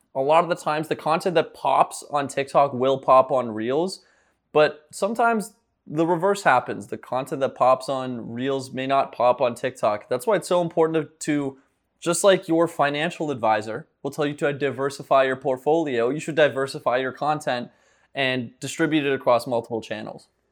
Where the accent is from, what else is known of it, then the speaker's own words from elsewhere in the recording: Ottawa, Ontario, Canada; also born or lived in St. John's, Newfoundland; now in Miami, United States; I'm born in Saint John's, Newfoundland, but grew up in Ottawa, Ontario, so I'm a Canadian boy, but I'm currently living in, uh, Miami, Florida